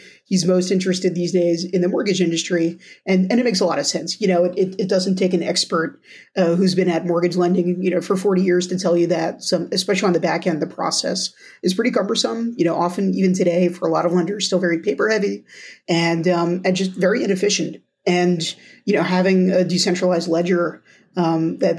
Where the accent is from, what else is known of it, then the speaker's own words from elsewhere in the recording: New Jersey, United States; my home state of New Jersey